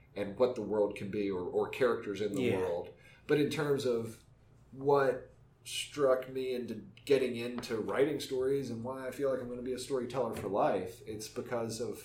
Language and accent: English; West Virginia, United States; moved away as an adult; growing up in West Virginia